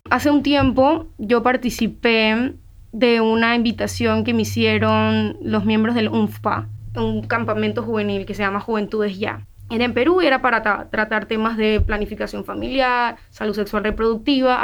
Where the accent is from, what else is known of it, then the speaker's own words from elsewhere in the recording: San Miguelito, Panama; yo soy de San Miguelito